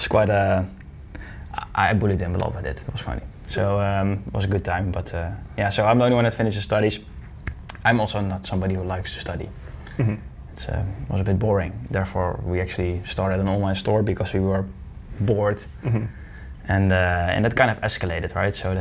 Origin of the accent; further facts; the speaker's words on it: Deurne, North Brabant, Netherlands; I'm from Deurne. It's a small village in 20 minutes from Eindhoven